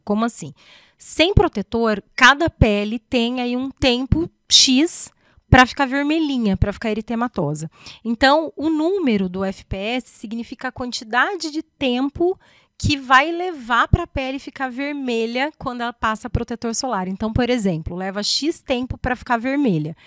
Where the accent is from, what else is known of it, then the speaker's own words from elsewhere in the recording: São José dos Campos, São Paulo, Brazil; also born or lived in Botucatu / Mogi das Cruzes; Eu sou daqui de São José José dos Campos